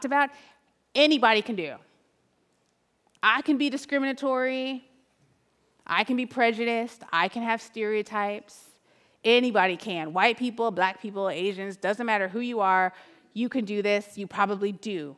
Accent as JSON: {"language": "English", "town": "Oakland", "region": "California", "country": "United States", "said": "I'm from Oakland."}